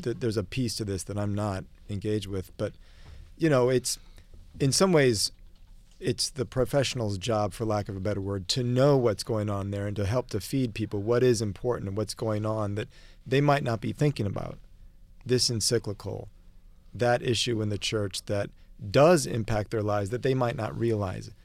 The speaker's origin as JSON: {"language": "English", "town": "Omaha", "region": "Nebraska", "country": "United States", "said": "I come from Omaha"}